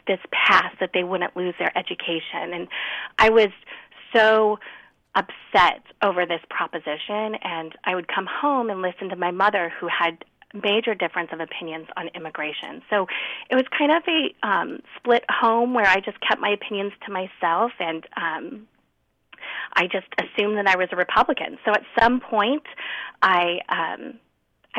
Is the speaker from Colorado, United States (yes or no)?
no; Anaheim, California, United States; I grew up in Anaheim in Orange County